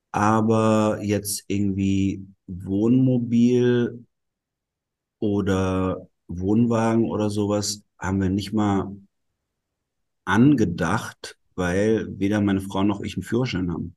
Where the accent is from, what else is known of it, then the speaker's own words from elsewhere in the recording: Black Forest, Baden-Württemberg, Germany; first language German and Italian; ich bin im Schwarzwald in Süddeutschland aufgewachsen